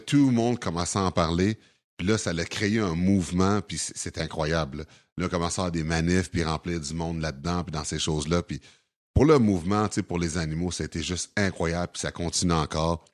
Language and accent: French; Sorel-Tracy, Quebec, Canada; also born or lived in Montreal; j'ai déjà à Sorel quand j'avais 4 ans.